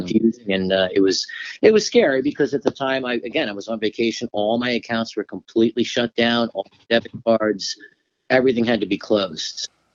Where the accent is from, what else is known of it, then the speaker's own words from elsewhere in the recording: Florida, United States; I'm from Florida originally